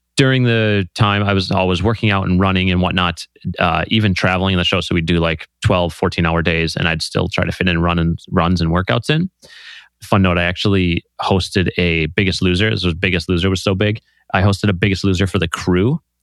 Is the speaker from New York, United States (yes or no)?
no; Green Bay, Wisconsin, United States; I grew up in small town Green Bay